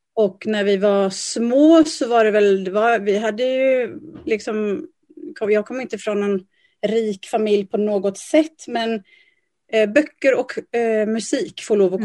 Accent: Lysekil, Västra Götaland, Sweden; now in Gothenburg, Sweden; jag är född och uppvuxen i Lysekil

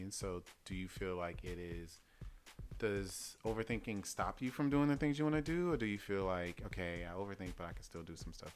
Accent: the South, United States; I'm from the South

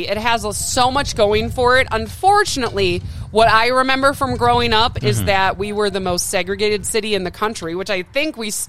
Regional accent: Milwaukee, Wisconsin, United States; also born or lived in Michigan / Seattle, Washington; now in Arizona, United States; And as a Milwaukee native, listen, I love my hometown. I always will.

